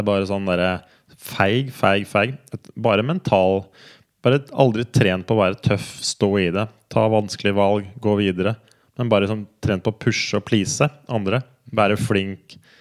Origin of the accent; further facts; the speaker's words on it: Kongsberg, Buskerud, Norway; moved away as an adult; also born or lived in United States; jeg er fra Kongsberg og Flesberg, liksom Numedal-Kongsberg-traktene. Ja. Det er som liksom det som er opp, opprinnelsen